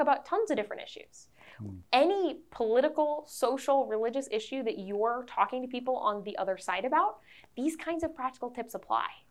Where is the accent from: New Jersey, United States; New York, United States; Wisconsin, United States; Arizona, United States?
Wisconsin, United States; I'm from Wisconsin.